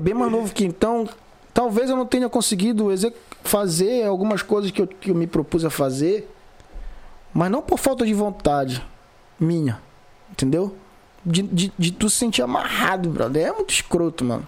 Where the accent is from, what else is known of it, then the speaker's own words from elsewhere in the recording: Vigia, Pará, Brazil; Sou vigiense, moro, nasci, me criei, entendeu? Moro aqui na vigia